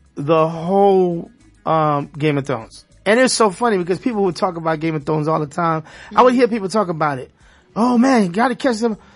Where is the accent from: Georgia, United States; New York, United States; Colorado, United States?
New York, United States; New York City; now in South Florida, United States; I'm from Brooklyn, East New York.